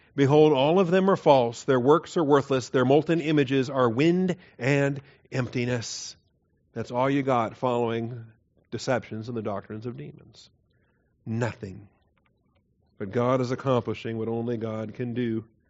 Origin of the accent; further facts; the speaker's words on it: the Northwest, Pacific Northwest, United States; moved away; I grew up in the Northwest